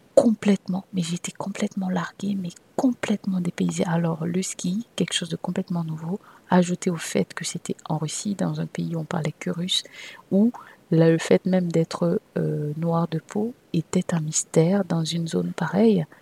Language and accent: French; Cameroon; moved away as an adult; also born or lived in France / Saint Petersburg; je suis née au Cameroun et que j'ai eu une bonne partie de mon enfance et d'ailleurs de ma début de vie d'adulte au Cameroun, puisque je suis arrivée en France pour les, pour les études euh, universitaires